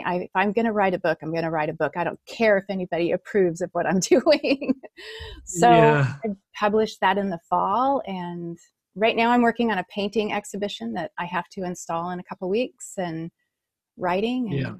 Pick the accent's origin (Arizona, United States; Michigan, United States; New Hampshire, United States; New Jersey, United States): Michigan, United States; Holland; Michigan. Michigan, US. Yeah.